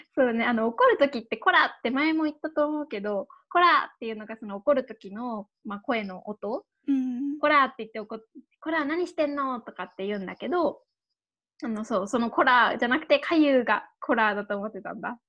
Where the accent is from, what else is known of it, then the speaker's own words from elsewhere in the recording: Saitama, Japan; 私とかだったらなんか埼玉県です